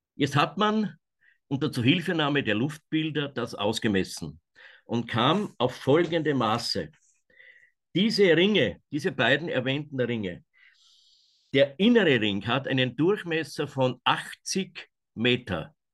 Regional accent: Kamp valley, Waldviertel, Lower Austria, Austria; hier in meiner Heimat

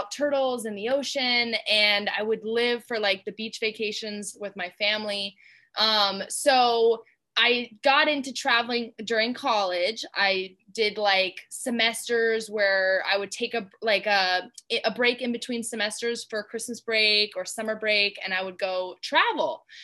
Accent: Georgia, United States; moved away; also born or lived in Germany; technically I'm from Georgia, but my dad was in the military, you know, so we moved around a lot. I was born in Germany. Um, so I was I moved to Georgia when I was like six, so spent most of my life there.

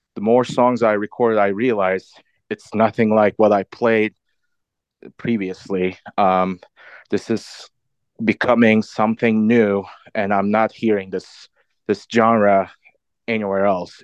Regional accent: Istanbul, Turkey; moved away as an adult; also born or lived in London / Boston; I grew up in Istanbul, Turkey. Most of my life. I lived there until my early twenties.

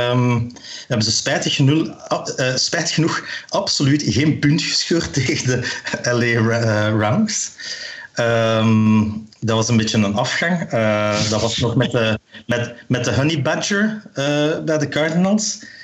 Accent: Meissen, Saxony, Germany; ik kom uit Meissen.

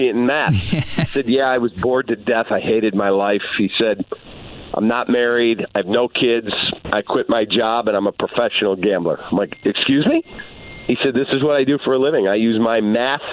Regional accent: Chicago, Illinois, United States; I get up every day and I go talk sports in my hometown

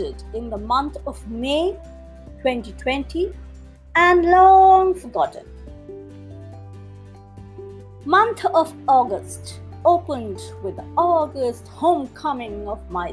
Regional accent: India; I'm not from the United States, I'm from India.

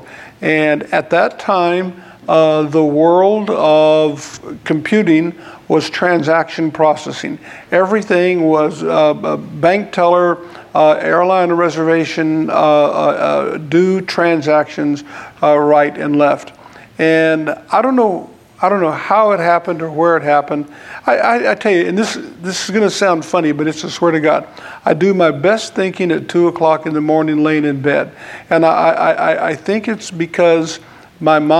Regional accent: Denver, Colorado, United States; I'm from Denver, and we used to have a guy that I worked with in Denver

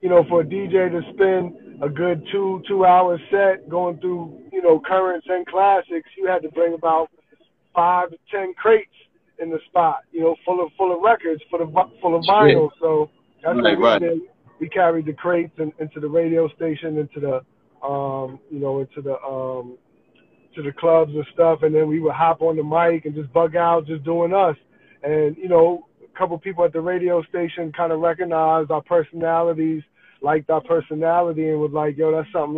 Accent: New Jersey, United States; moved away as an adult; also born or lived in Atlanta, Georgia; now in Washington, D.C., United States; I'm originally from Jersey

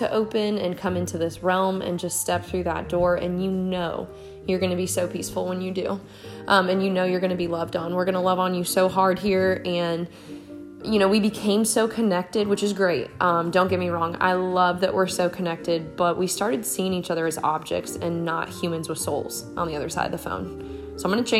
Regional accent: Marshalltown, Iowa, United States; moved away as an adult; now in South Carolina, United States; I am from Marshalltown, Iowa, and I was born and raised there. I'm now in South Carolina. I've been here for 8 years

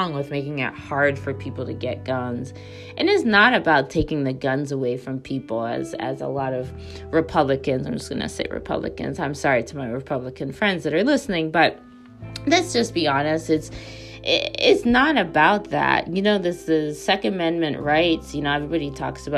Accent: United States; moved away as an adult; somebody who obviously grew up in America, lived a lot of my life in America, and now lives overseas

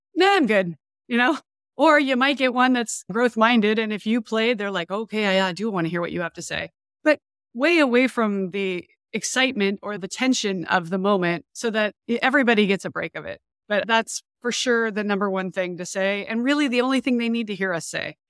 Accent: Montana, United States; moved away as an adult; also born or lived in San Diego / Virginia / Europe; I grew up in Montana

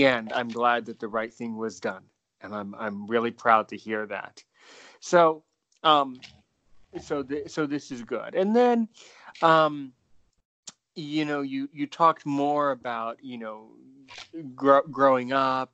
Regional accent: United States

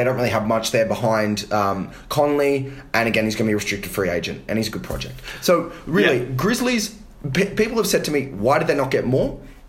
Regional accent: Australia; as an Aussie, I'm delighted that he got traded.

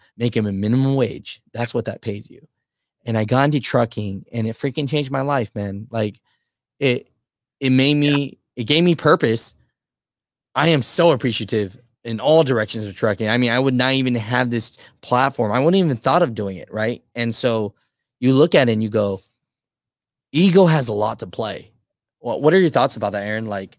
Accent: California, United States; I'm from Cali

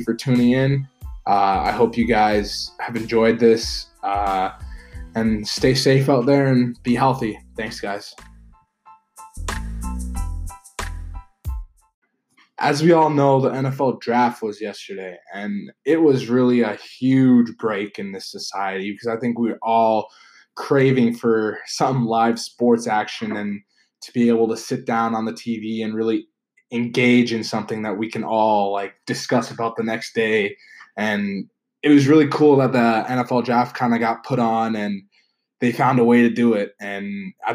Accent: Canada; also born or lived in United States; I am from Canada, and I do go to school in the US

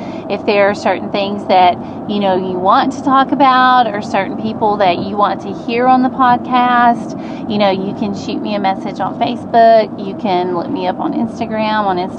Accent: Alabama, United States; And, you know, I'm from Alabama and blah, blah, blah.

